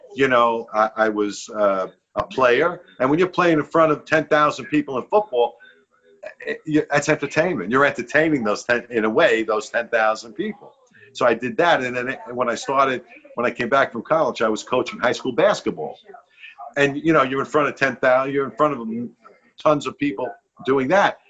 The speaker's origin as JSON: {"language": "English", "town": "New York City", "region": "New York", "country": "United States", "tie": "born or raised there", "said": "being a New Yorker, definitely, because I, I write in my book again when I was growing up in the South Beach projects"}